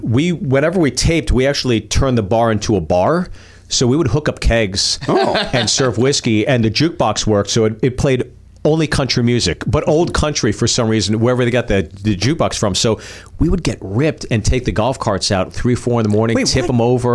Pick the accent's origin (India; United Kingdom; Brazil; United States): United States; Pittsburgh, Pennsylvania; born or raised there; moved away; also born or lived in Freehold, New Jersey / Chicago, Illinois